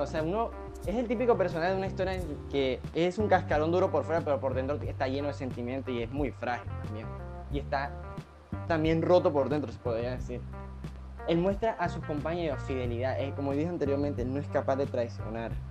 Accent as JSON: {"language": "Spanish", "country": "Colombia", "said": "nuestra literatura como colombianos"}